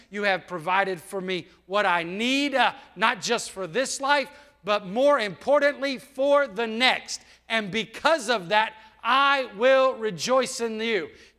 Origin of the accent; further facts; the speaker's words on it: United States; born there; It's not because I was born in the United States.